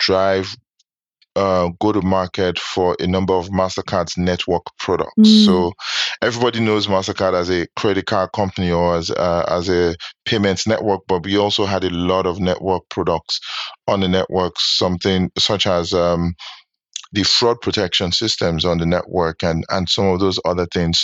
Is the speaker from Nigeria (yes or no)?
yes; Nigeria; moved away as an adult; now in New York, United States; I'm Nigerian, born and raised. Undergrad was in Nigeria, so I went to college in Nigeria.